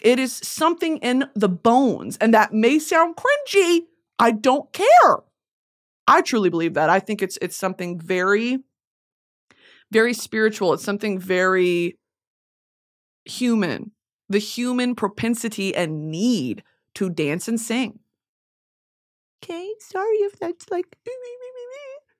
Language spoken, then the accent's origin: English; New England, United States; 'Cause I grew up in New England.